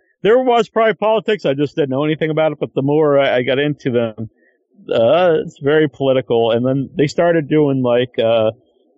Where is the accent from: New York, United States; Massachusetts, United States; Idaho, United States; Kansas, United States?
Massachusetts, United States; Sandwich; I just say I'm from Cape Cod, because no one will know Sandwich